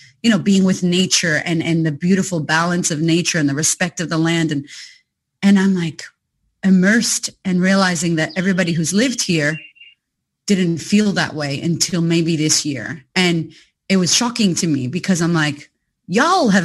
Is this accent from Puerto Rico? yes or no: yes; Puerto Rico; moved away as an adult; also born or lived in United States; now in Australia; my country as well, Puerto Rico